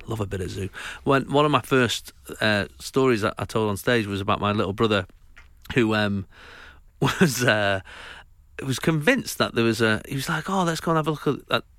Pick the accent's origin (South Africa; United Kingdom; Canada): United Kingdom; Winchester, South East England; I'm from Winchester.